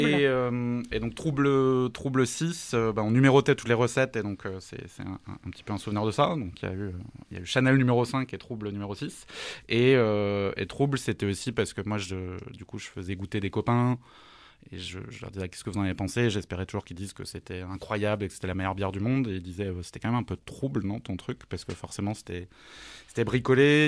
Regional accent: Alsace, Grand Est, France; je suis alsacien d'origine

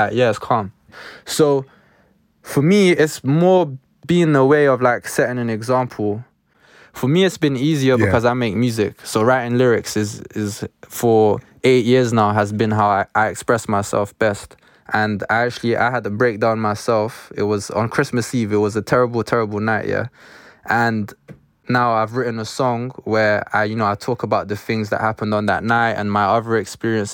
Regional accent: London, United Kingdom; born and raised in Northwest London

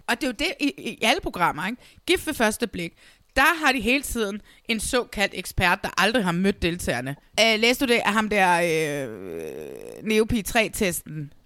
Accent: Næstved, Zealand, Denmark; jeg er fra Næstved, og Vordingborg er den lille by, der ligger lige under Næstved

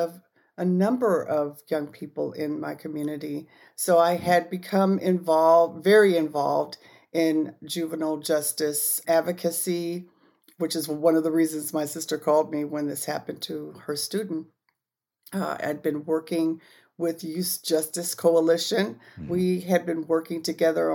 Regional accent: Gardena, California, United States; I grew up in Gardena, California, just outside of Los Angeles, about 10 miles away from Los Angeles

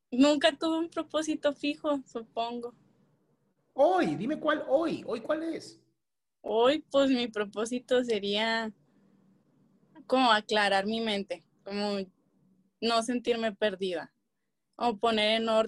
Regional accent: Guadalajara, Jalisco, Mexico; de Guadalajara.

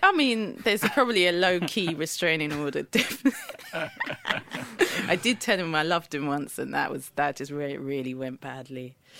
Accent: Eket, Akwa Ibom, Nigeria; the town where I was born in Nigeria, in Eke, and we are the Ibibio people

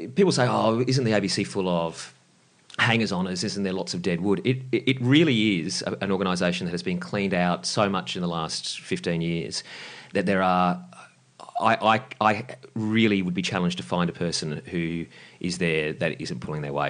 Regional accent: Lismore, New South Wales, Australia; now in Sydney, Australia; I grew up in Lismore, and that's where I got into radio.

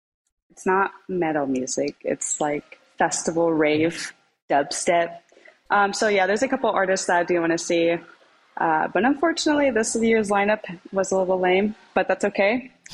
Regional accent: Pacific Northwest, United States; Well, I played Milo plenty of times before because I'm from the Pacific Northwest.

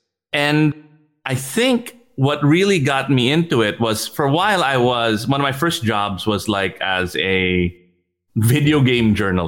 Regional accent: Switzerland; also born or lived in United States; I grew up in Switzerland and in the US

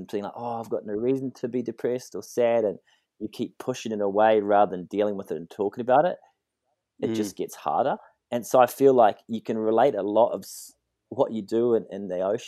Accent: New Zealand; I grew up in New Zealand playing rugby, surfing, just the happy kid

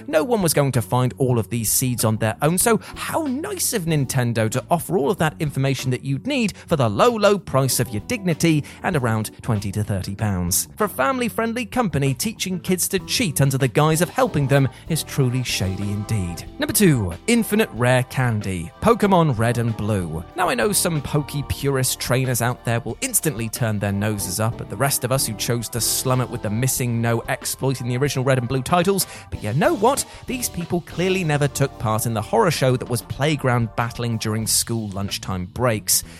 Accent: United Kingdom; as a British citizen

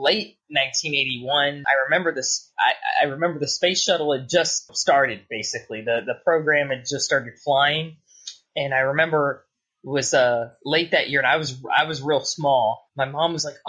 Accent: Clearwater, Florida, United States; also born or lived in Oldsmar, Florida; I was born in Clearwater, Florida, which is actually across from the Space Coast

